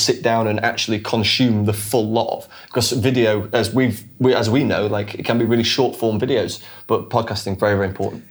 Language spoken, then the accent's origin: English; Sheffield, Yorkshire and the Humber, United Kingdom; now in London, United Kingdom; we're both from um, a town or a city in the north of England called Sheffield.